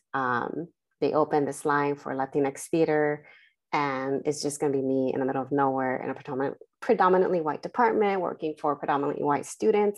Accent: Los Angeles, California, United States; I was, uh, born and raised in Southern California in the San Fernando Valley. in the Selmar, uh, San Fernando Pacoima area

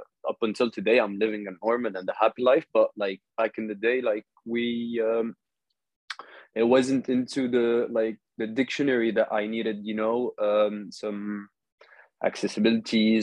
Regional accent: Saudi Arabia; moved away as an adult; also born or lived in Lebanon (ancestry); now in Paris, France; I'm originally Lebanese, born and raised in Saudi Arabia, KSA.

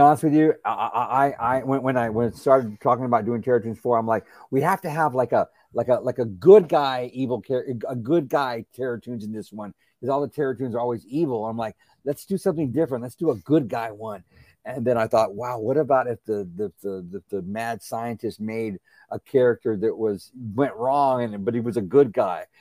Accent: San Antonio, Texas, United States; San Antonio, I grew up in San Antonio, Texas

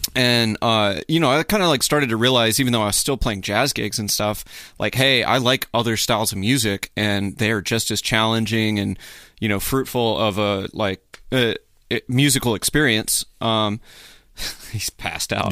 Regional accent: Midland, Texas, United States; also born or lived in Hattiesburg, Mississippi; born in Hattiesburg, moved to Midland, Texas, uh, when I was, like, maybe four

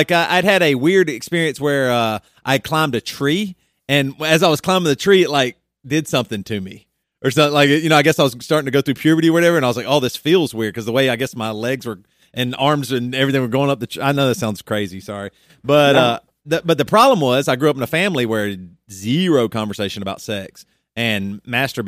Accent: the South, United States; growing up in the South

